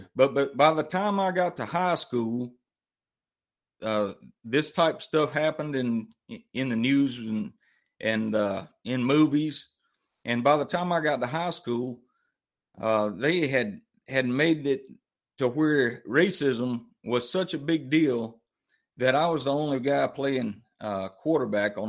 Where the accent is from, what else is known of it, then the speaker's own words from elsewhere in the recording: Mobile, Alabama, United States; I grew up down in Mobile, Alabama, the deep, deep South.